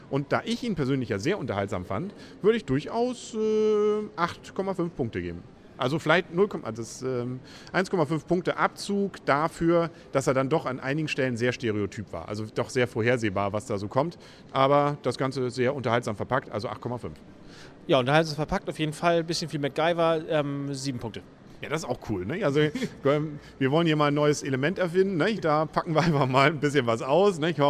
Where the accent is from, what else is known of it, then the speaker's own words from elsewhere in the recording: Northern Germany, Germany; Als Norddeutscher können wir auch Johansson sagen.